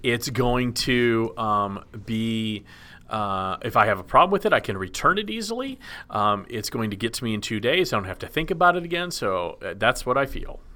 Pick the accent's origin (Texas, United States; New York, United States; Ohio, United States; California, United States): Texas, United States; Dallas; I grew up in Dallas, which is right in Tornado Alley as well